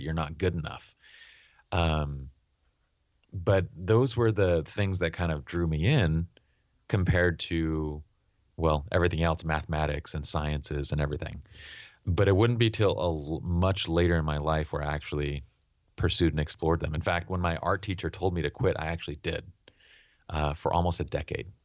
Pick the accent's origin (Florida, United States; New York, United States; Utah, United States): Utah, United States; also born or lived in Iran; as immigrants and Iranians living in Utah